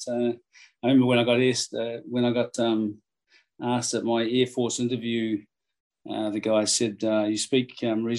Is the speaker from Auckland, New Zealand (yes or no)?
no; Levin, Manawatū-Whanganui, New Zealand; I spent most of my life growing up in Levin.